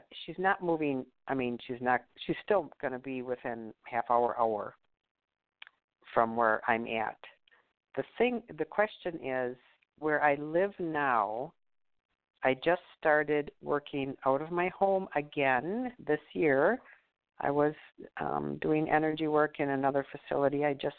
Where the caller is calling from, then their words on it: Wisconsin, United States; from Wisconsin